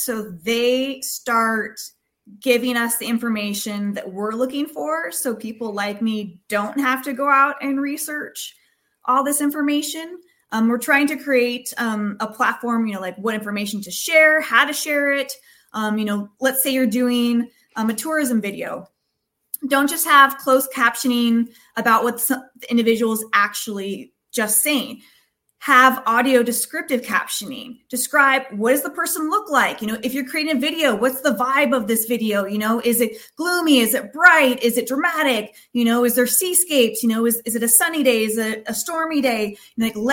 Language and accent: English; Bay Area, California, United States; in my hometown in the Bay Area